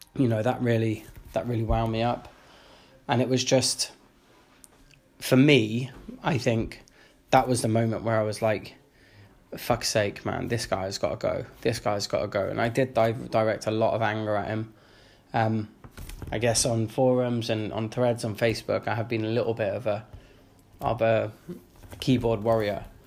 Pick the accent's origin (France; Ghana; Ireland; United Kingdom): United Kingdom; London; moved away as an adult; now in Bristol, United Kingdom; I'm from London. You know, I grew up, you know, near near Highbury.